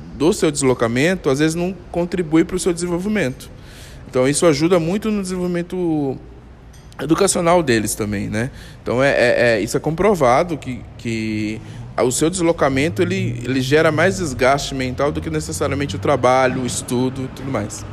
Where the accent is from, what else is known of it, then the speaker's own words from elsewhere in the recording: São Paulo, Brazil; moved away; eu sou de São Paulo, né? E quando eu trabalhava em São Paulo